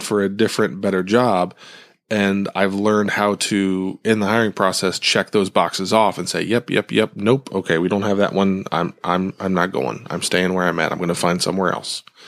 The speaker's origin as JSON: {"language": "English", "region": "Ohio", "country": "United States", "tie": "born or raised there", "said": "where I grew up in Ohio"}